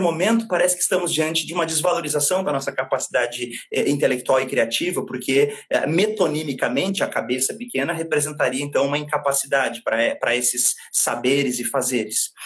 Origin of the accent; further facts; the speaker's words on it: Brazil; somos nós brasileiros